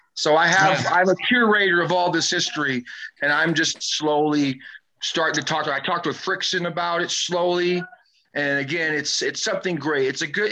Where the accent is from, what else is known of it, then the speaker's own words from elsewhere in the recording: West Coast, United States; I'm not from the East Coast. I'm from the West Coast